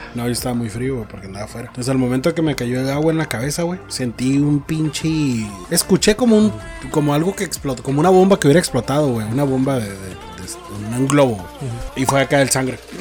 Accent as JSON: {"language": "Spanish", "country": "Mexico", "said": "Nosotros como mexicanos"}